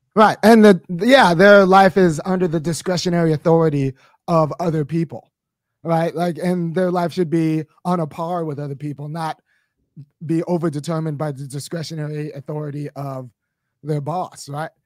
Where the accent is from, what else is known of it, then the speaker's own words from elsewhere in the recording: Los Angeles, California, United States; moved away as an adult; I grew up in Baldwin Hills, California